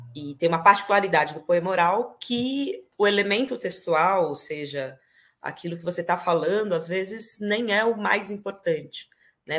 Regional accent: Ribeirão Preto, São Paulo, Brazil; moved away as an adult; now in Spain; Nasci em Ribeirão Preto, interior de São Paulo. Uh, vivi lá a minha infância, uma boa parte da minha juventude, toda a minha adolescência

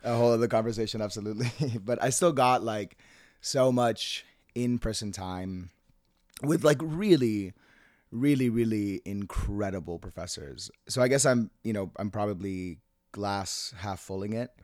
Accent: Seattle, Washington, United States; also born or lived in Managua, Nicaragua / Jalapa, Nicaragua; now in New York, United States; I grew up in Seattle

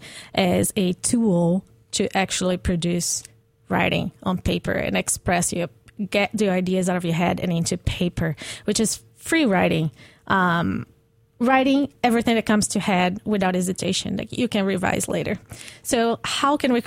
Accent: Brazil; moved away as an adult; I'm Brazilian, so I grew up in the Atlantic Ocean in Brazil, where it's warm and you can actually swim in.

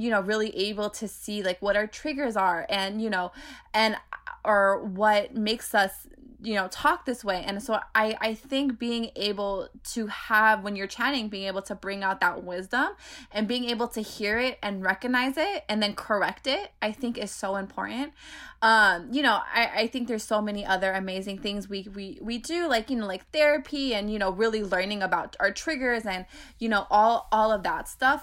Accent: Bay Area, California, United States; I grew up in the Bay Area where public transportation is very, e, e, e, everywhere

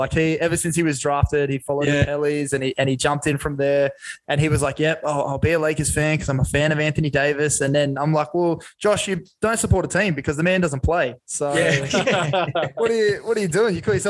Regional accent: Australia; I'll just play because I'm from Australia.

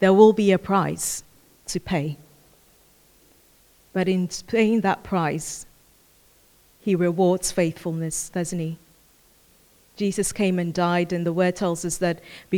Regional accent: Ghana; I come from Ghana

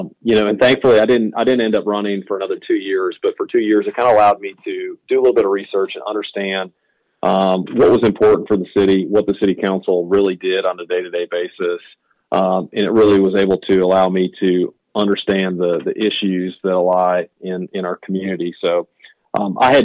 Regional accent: Wisconsin, United States; moved away as an adult; now in Greenville, United States; I'm originally from Wisconsin

